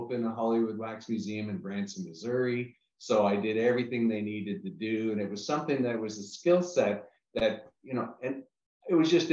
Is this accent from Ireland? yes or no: no; Canada; moved away as an adult; also born or lived in New York City / Los Angeles / Orlando; I'm originally from Canada